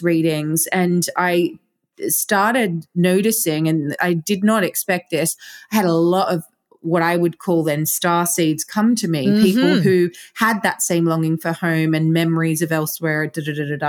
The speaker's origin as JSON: {"language": "English", "country": "Australia", "tie": "born or raised there", "also_born_or_lived": "London", "accent": "Australian", "moved": "as an adult", "lives_now": "Glastonbury, United Kingdom", "said": "I was born in Australia. I lived in London for 15 years and now I live in Glastonbury. Now I still have an Australian accent"}